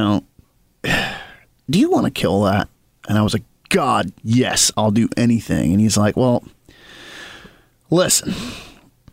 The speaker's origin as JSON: {"language": "English", "region": "West Virginia and then Western Maryland", "country": "United States", "tie": "born or raised there", "moved": "yes", "said": "Growing up in West Virginia and then Western Maryland"}